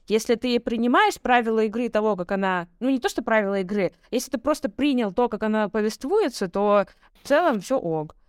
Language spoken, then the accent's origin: Russian; Russia; я родилась и выросла в России